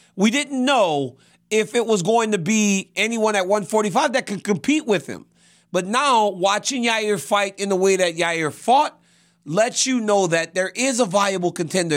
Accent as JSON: {"language": "English", "region": "Louisiana", "country": "United States", "moved": "yes", "said": "I'm from Louisiana just as much as you. I don't live there like you two."}